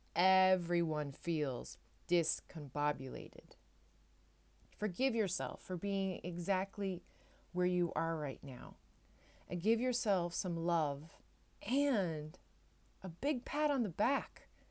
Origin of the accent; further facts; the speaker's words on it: Newfoundland and Labrador, Canada; now in Netherlands; I am a Newfoundlander and Canadian coming to you from a city just south of Amsterdam, uh, in the Netherlands